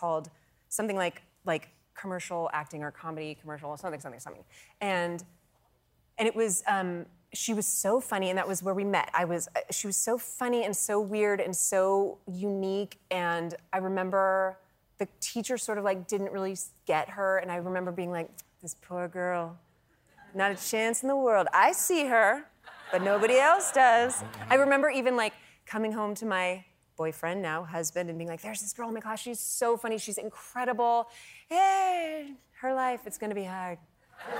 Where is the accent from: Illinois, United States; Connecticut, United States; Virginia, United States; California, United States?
California, United States; I grew up in California